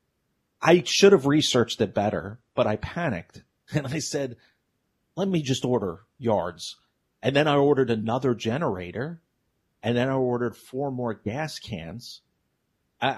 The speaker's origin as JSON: {"language": "English", "town": "New York City", "region": "New York", "country": "United States", "moved": "yes", "said": "I'm from New York City"}